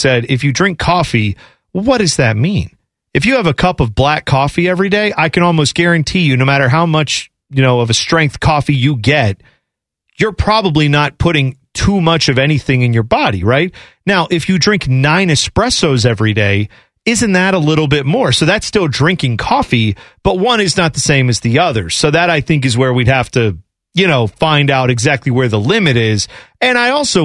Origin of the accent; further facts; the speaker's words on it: United States; we grew up in America for the most part.